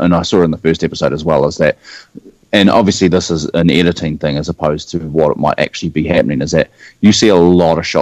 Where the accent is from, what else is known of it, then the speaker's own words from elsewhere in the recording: New Zealand; accent: New Zealand; Even as a Kiwi